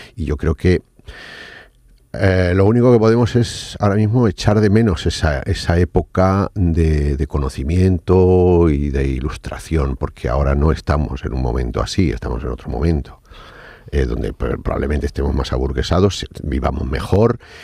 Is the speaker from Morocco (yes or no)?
yes; Casablanca, Casablanca-Settat, Morocco; moved away as an adult; also born or lived in Seville, Spain; Yo cuando llegué de, Marruecos, de Casablanca, a la primera ciudad a la que fui, fui a Sevilla a estudiar Bellas Artes